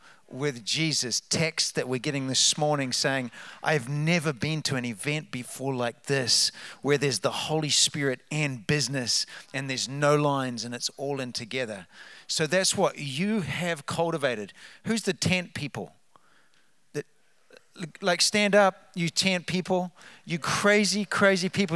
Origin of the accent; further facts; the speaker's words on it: New Zealand; moved away as an adult; also born or lived in Redding, California; now in New Hope, United States; As you can tell from the accent, we're from New Zealand, but we're Americans